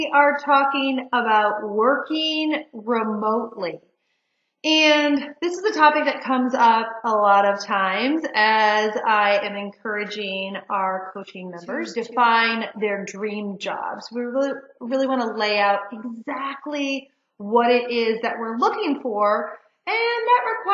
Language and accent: English; Detroit, Michigan, United States; moved away; also born or lived in Chicago / Washington, D.C.; I grew up in Detroit